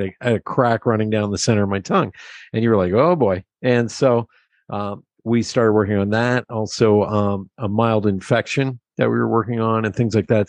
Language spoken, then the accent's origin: English; Pennsylvania, United States; I grew up in Pennsylvania.